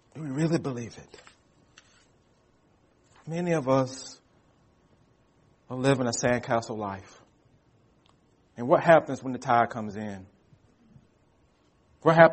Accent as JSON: {"language": "English", "country": "United States", "said": "we as American Christians"}